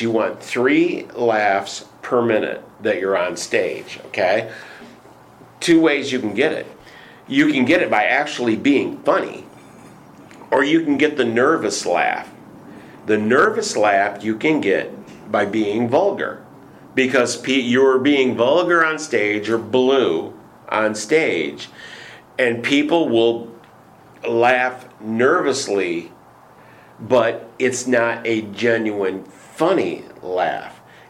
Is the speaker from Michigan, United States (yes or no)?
yes; Michigan, United States; I was primarily a voice actor because I'm from Michigan and I don't have an accent.